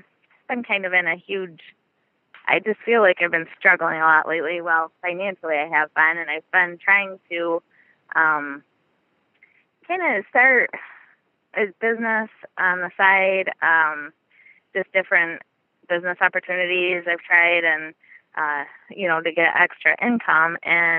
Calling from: Gladwin, Michigan, United States; I'm calling from Michigan, from Gladwin, Michigan. It's a small town kind of in the center of the UP. Lower Peninsula.

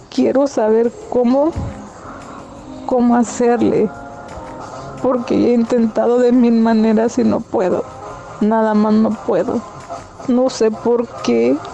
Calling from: Santa Ana, California, United States; de Santana, California.

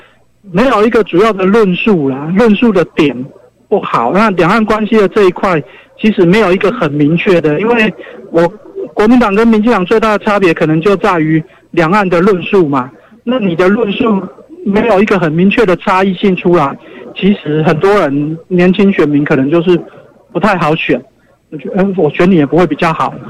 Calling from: Changhua County, Taiwan; 我是彰化的

